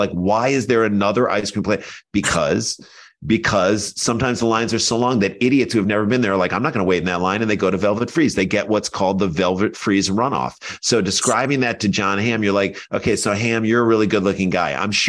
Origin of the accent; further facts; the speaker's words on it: St. Louis, Missouri, United States; because we grew up in St. Louis at the exact same time.